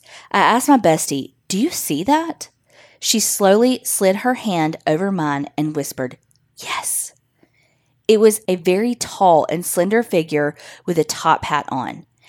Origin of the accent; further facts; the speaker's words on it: Texas, United States; I'm from Texas.